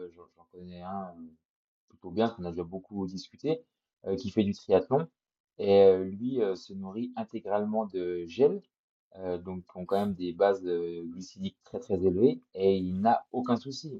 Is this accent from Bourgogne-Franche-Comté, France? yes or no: yes; Jura, Bourgogne-Franche-Comté, France; je suis jurassien, les montagnes du Jura, je les connais quand même pas mal